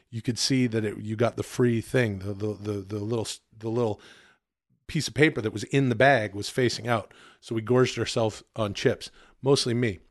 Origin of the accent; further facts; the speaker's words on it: Ladner, British Columbia, Canada; moved away; grew up in a town outside of Vancouver called Ladner, farming and fishing village Ladner